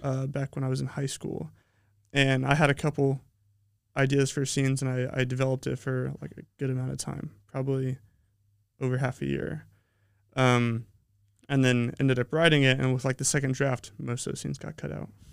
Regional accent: Colorado, United States; moved away; also born or lived in Utah; I'm from Colorado. Um, I was born in Utah, but pretty much I was raised in Colorado.

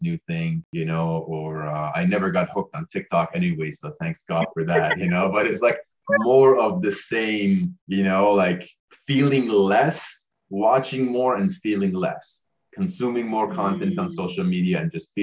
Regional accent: Iran; also born or lived in Canada / United States; now in New Zealand; I was born in Iran. So worked, you know, grew up in a third world country, very family oriented, more family than outsiders.

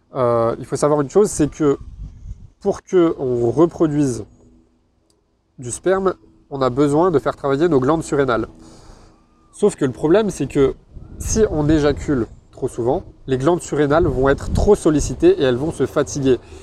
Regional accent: Grenoble, Auvergne-Rhône-Alpes, France; je suis de Grenoble

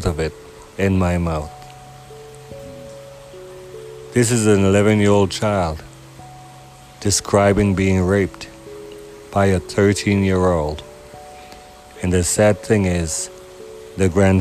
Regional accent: Houston, Texas, United States; as a young man growing up in Houston

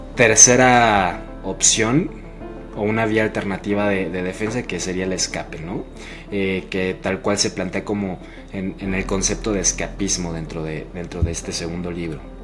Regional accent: Mexico; para mí que soy mexicano

